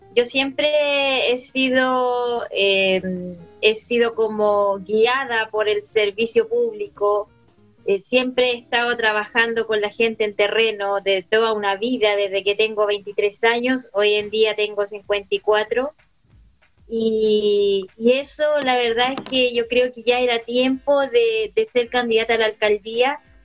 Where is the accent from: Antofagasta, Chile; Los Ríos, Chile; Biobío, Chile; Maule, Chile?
Maule, Chile; Retiro; also born or lived in Santiago; yo nací en Santiago, mis padres son oriundos de acá de Retiro